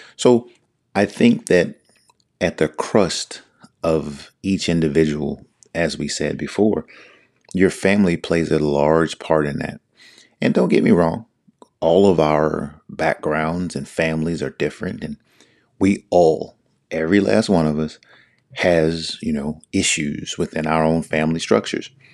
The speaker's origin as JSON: {"language": "English", "region": "Northern Virginia", "country": "United States", "tie": "born or raised there", "said": "I'm from the Northern Virginia area, which is right outside D C, born and raised"}